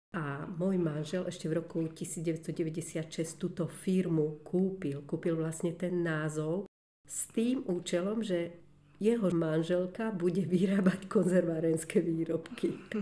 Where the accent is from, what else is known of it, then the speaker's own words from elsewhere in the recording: Žilina, Žilina Region, Slovakia; moved away as an adult; now in Nové Mesto nad Váhom, Slovakia; Ja som Žilinčanka